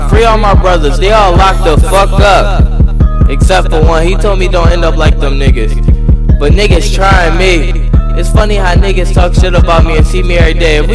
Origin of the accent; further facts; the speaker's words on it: Philadelphia, Pennsylvania, United States; I'm from Philly